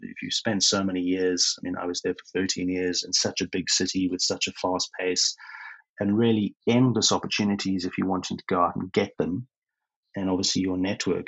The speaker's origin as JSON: {"language": "English", "country": "South Africa", "also_born_or_lived": "United Kingdom", "moved": "as an adult", "lives_now": "Brisbane, Australia", "said": "go back to South Africa to start my ancestral visa, which had to be done through Pretoria"}